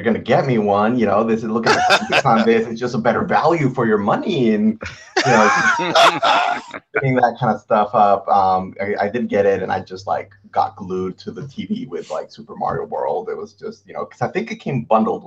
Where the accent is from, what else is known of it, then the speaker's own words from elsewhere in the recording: Mexico; moved away; I'm originally from Mexico